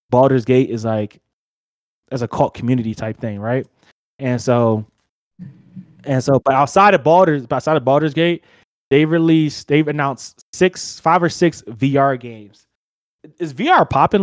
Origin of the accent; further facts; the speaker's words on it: New Jersey, United States; accent: Jersey; now in Colorado, United States; My Jersey accent